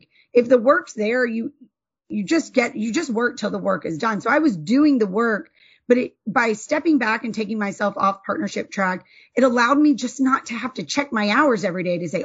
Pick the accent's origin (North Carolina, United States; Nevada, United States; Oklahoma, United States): North Carolina, United States; moved away as an adult; now in Georgia, United States; born and bred in North Carolina, and then came down to Georgia for law school and have been here ever since